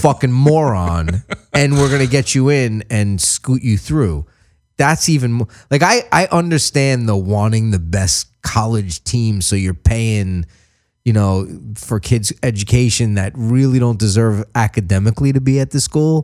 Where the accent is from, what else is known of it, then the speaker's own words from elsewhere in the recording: New York, United States; I grew up in New York